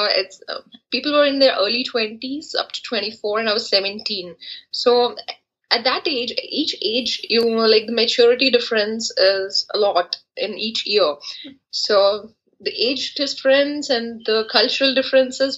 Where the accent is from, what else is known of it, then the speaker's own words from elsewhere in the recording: Andhra Pradesh, India; moved away as an adult; also born or lived in Pathankot, Punjab, India; we settled down in Andhra Pradesh. There I did my education from 4th class to 12th class.